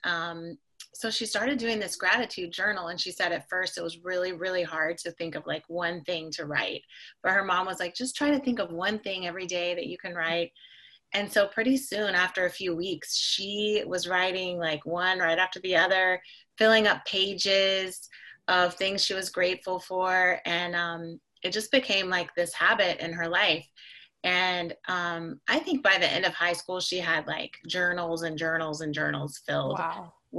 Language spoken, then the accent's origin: English; North Carolina, United States; moved away as an adult; now in Miami, United States; I'm originally from North Carolina